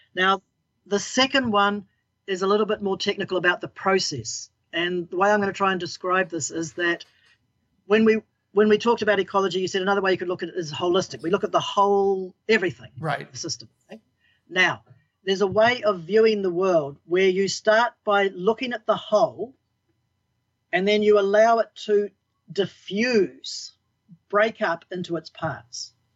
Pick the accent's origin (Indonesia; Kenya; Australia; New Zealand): New Zealand; I'm a Kiwi gardener. We're all Kiwi